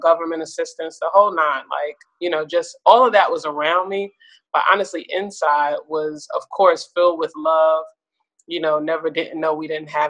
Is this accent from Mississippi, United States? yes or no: no; New York City, New York, United States; also born or lived in Queens, New York; I'm born and raised in Brooklyn, New York.